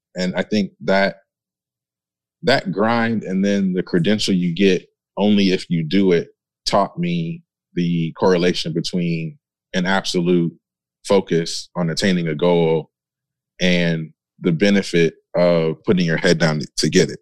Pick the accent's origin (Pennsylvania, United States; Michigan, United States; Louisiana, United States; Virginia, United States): Michigan, United States; I grew up in Michigan, industrial area